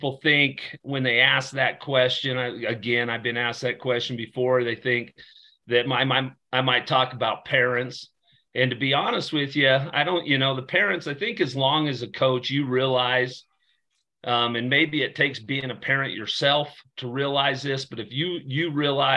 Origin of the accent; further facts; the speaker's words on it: Torrington, Wyoming, United States; I grew up in Torrington, Wyoming, small town Wyoming